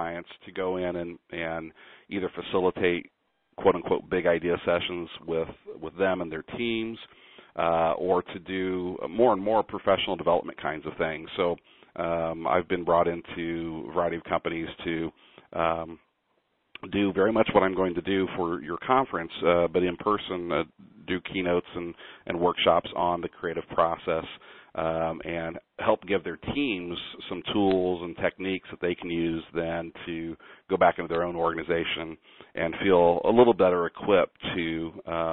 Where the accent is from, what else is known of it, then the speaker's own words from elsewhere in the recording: Kansas City, Missouri, United States; moved away as an adult; also born or lived in New York City; now in Sacramento, United States; I'm originally from Kansas City, Missouri